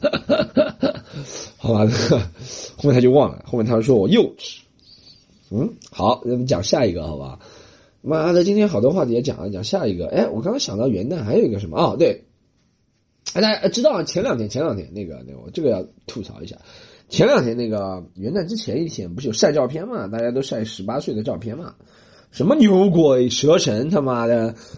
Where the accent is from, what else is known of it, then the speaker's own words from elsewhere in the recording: China; moved away; also born or lived in Australia; 我觉得中国人，我们是没什么规矩